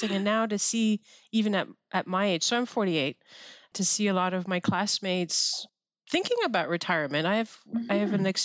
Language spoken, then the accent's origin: English; Quebec, Canada; I was 16 when I joined military college um, because I came from the Quebec system. So for our CEGEP, we do it at, at Saint Jean.